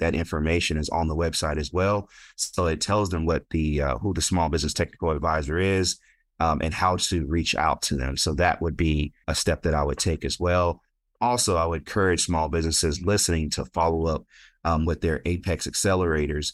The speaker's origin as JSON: {"language": "English", "town": "Stockton", "region": "California", "country": "United States", "tie": "born or raised there", "moved": "yes", "said": "I grew up in Stockton, California, born and raised"}